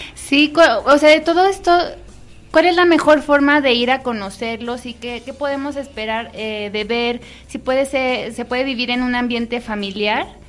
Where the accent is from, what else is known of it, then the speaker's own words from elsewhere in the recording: Guanajuato, Mexico; los que somos aquí orgullosamente guanajuatenses